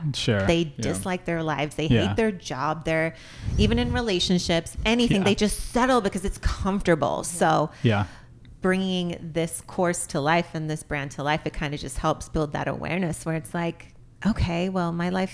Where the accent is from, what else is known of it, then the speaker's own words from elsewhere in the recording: Arizona, United States; moved away as an adult; also born or lived in Tucson; now in Los Angeles, United States; That's exactly why I left Arizona.